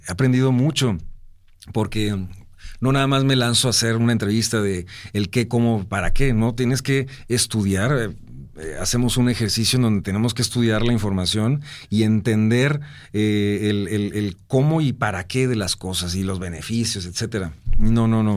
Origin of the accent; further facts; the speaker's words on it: Monterrey, Nuevo León, Mexico; los regios somos muy, muy así. Nos sentimos, eh, acá súper orgullosos de, de, de nuestra ciudad